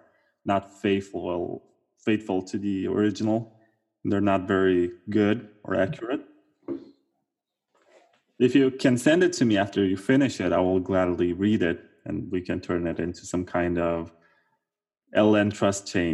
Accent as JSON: {"language": "English", "country": "Romania", "said": "I'm from Romania"}